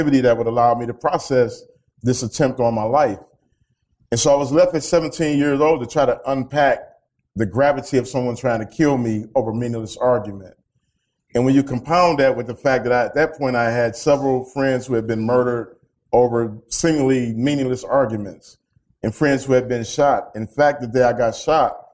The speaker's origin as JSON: {"language": "English", "town": "Detroit", "region": "Michigan", "country": "United States", "tie": "born or raised there", "said": "growing up in Detroit, a city that has been ravaged by gun violence"}